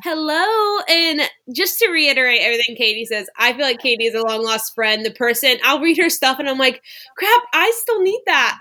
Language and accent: English; suburbs near New Orleans, South Louisiana, United States; moved away as an adult; also born or lived in Waco, Texas (Baylor University); I grew up in South Louisiana in the suburbs near New Orleans